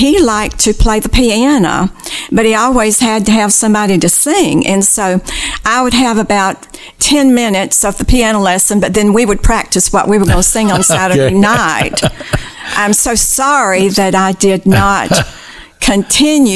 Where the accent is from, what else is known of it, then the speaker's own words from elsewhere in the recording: Jackson County, Florida, United States; I was raised over in Jackson County, okay, lived on a farm